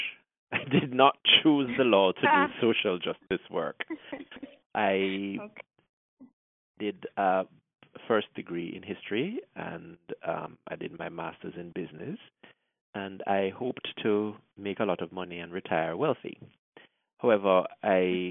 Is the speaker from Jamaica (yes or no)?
yes; Montego Bay, Jamaica; now in Toronto, Canada; I'm from Montego Bay, Jamaica